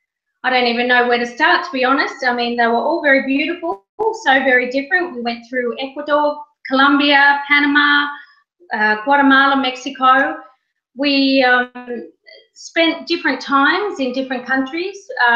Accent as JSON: {"language": "English", "country": "Australia", "tie": "born or raised there", "moved": "yes", "lives_now": "Moncton, Canada", "said": "Well, I'm actually a wannabe Canadian. I was born in Australia, and I'm in the process of filing my paperwork to become a full-time Canadian."}